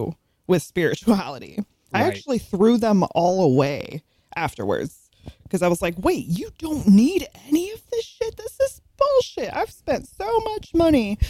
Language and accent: English; California, United States; moved away; I grew up out in California